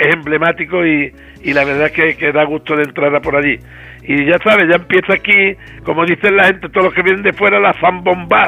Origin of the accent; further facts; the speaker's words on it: Jerez de la Frontera, Andalusia, Spain; also born or lived in Madrid; la calle donde yo nací